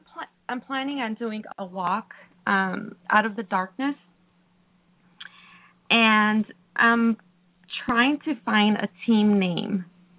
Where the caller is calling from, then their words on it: Illinois, United States; I'm calling from Chicago. Well, a western suburb of Chicago.